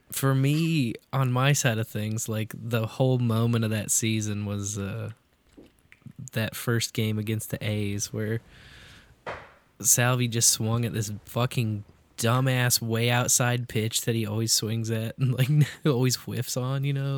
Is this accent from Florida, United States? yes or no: no; Kansas City, Missouri, United States; I grew up in Kansas City